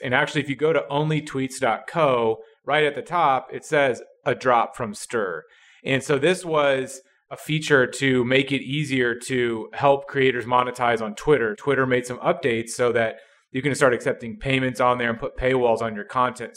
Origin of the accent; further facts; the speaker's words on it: Midwest, United States; I'm from the Midwest, and I am not from a big city.